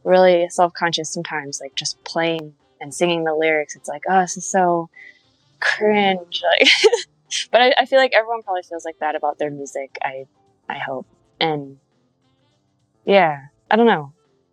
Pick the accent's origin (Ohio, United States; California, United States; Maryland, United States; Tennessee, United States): Maryland, United States; Rockville; Rockville, Maryland. So like kind of outside of DC. So I go to 930 Club a lot. Black Cat